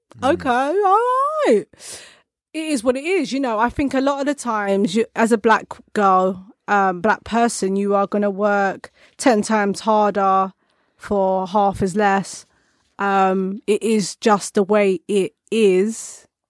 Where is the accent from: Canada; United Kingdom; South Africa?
United Kingdom; born or raised there